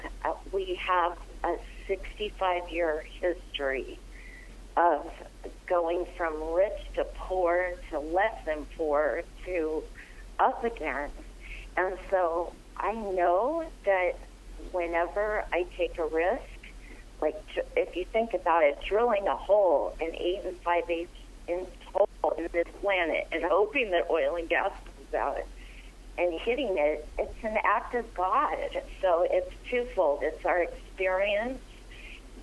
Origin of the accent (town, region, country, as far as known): Arizona, United States